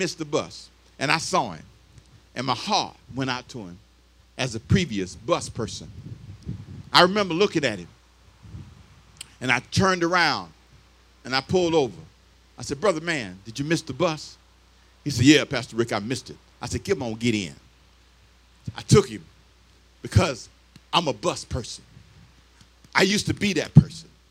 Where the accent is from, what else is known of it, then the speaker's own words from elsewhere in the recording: Los Angeles, California, United States; I was here for 2 years in high school, but I grew up in L.A. I was born here but raised in Los Angeles